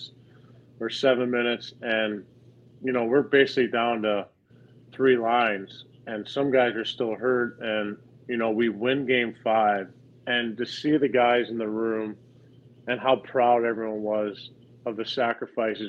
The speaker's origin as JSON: {"language": "English", "town": "St. Louis", "region": "Missouri", "country": "United States", "said": "I'm from St. Louis"}